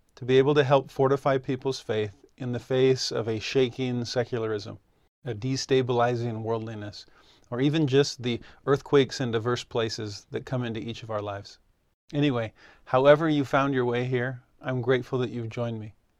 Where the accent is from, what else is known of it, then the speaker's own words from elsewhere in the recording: Southern California, United States; moved away as an adult; also born or lived in Puerto Rico / Nashville, Tennessee; I grew up in Southern California